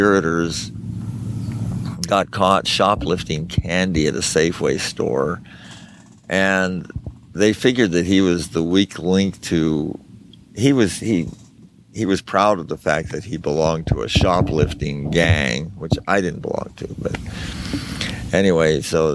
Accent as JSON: {"language": "English", "town": "Nevada City", "region": "California", "country": "United States", "tie": "born or raised there", "also_born_or_lived": "Auburn, California", "said": "I was born in Auburn, and I lived in Nevada City until I was 14"}